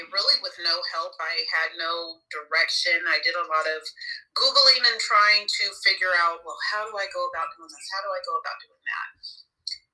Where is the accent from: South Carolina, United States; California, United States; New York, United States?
California, United States; Sacramento; also born or lived in Georgia; I'm originally from Sacramento, California